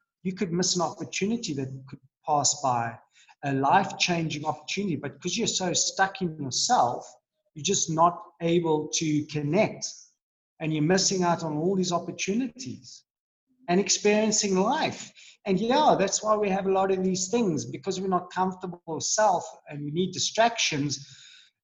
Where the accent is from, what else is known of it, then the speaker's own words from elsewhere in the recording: Johannesburg, Gauteng, South Africa; I was born in Joburg